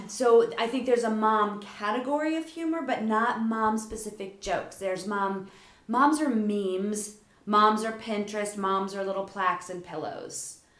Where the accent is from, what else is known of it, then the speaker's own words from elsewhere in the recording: Lower Delaware, United States; I grew up in Lower Delaware in a small town.